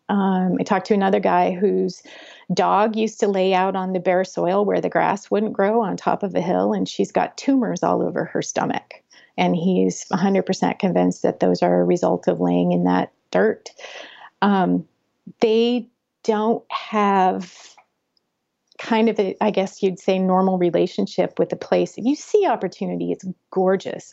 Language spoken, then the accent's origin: English; Butte, Montana, United States; growing up in Butte, the culture between Butte and Anaconda was very different